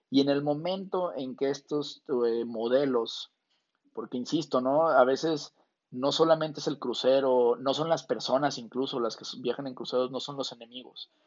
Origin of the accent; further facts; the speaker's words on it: Guadalajara, Jalisco, Mexico; now in El Paso, United States; yo soy medio paseño, medio, medio tapatío, yo nací en Guadalajara, pero toda mi vida, la mitad del tiempo le he pasado acá y ahora sí ya tengo tres años de planta.